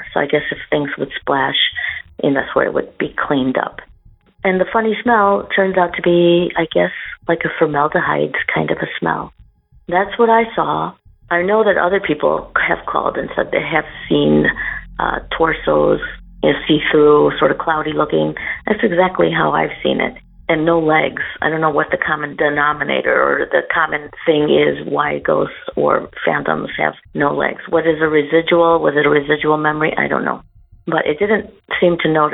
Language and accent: English; Chicago, Illinois, United States; moved away as an adult; now in Como, Italy; I'm originally from Chicago, Illinois